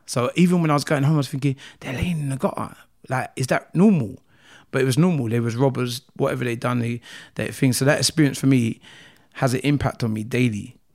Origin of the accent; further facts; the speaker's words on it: London, United Kingdom; also born or lived in Nigeria; I grew up in Croydon, um, area, South Norwood, to be precise